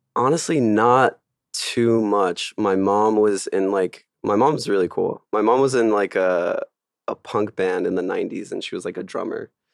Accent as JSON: {"language": "English", "town": "Miami", "region": "Florida", "country": "United States", "tie": "born or raised there", "also_born_or_lived": "France", "moved": "as an adult", "lives_now": "Los Angeles, United States", "said": "I was born in France and then moved to Miami when I was, like, seven with my parents"}